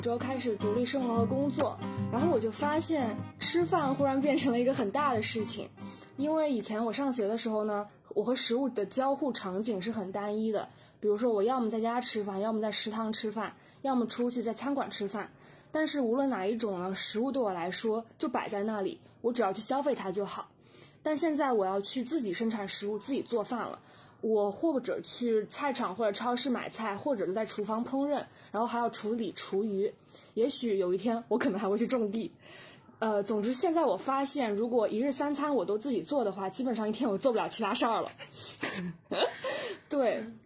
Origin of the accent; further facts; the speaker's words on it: Jiangsu, China; moved away as an adult; also born or lived in Beijing; now in Guangzhou, China; 我是在江苏长大